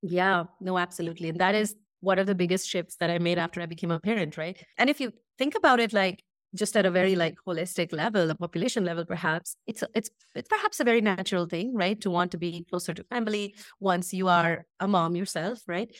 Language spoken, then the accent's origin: English; India; moved away as an adult; also born or lived in Brazil / United States / Indonesia; we made the move back to India, and this is where I live now in Bangalore